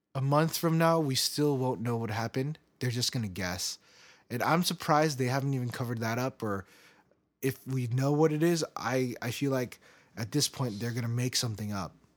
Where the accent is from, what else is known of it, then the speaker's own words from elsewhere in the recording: United States; I believe that I'm American. I, I, I can't say that I'm Korean